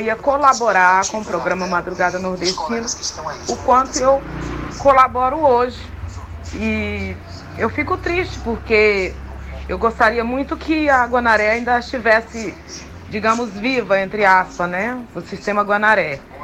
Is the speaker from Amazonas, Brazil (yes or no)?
no; Caxias, Maranhão, Brazil; Voltei para minha terra